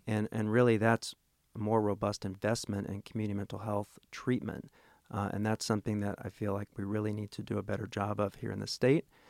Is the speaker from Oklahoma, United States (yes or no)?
yes; Tulsa, Oklahoma, United States; moved away as an adult; also born or lived in Rhode Island; now in Little Rock, United States; I'm originally from Oklahoma, Tol-, grew up in Tulsa, Oklahoma